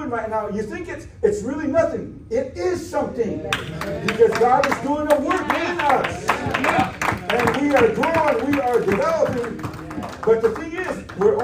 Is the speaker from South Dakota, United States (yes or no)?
yes; South Dakota, United States; I'm from South Dakota, on my way to Georgia